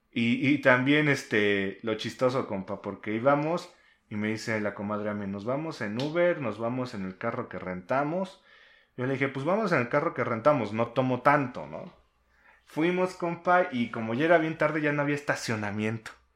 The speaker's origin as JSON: {"language": "Spanish", "region": "Mexico City", "country": "Mexico", "said": "somos este, de la Ciudad de México"}